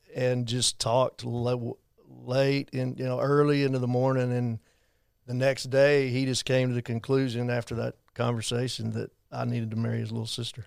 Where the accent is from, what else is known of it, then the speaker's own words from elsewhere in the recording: Abilene, Texas, United States; Growing up in Abilene, I was not gonna go to A C U